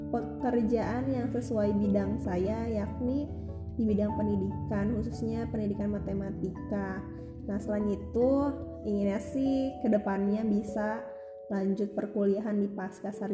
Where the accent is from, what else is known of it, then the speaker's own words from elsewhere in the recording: Banjar, West Java, Indonesia; Nah, saya ini berasal dari Banjar. Nah, Banjarnya bukan Banjarmasin, bukan Banjarnegara, tapi Banjar Jawa Barat.